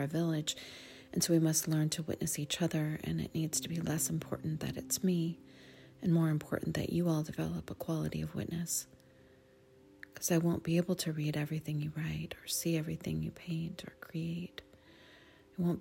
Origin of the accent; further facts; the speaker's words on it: Sonoma, California, United States; my hometown, the town where I was raised, off and on my whole life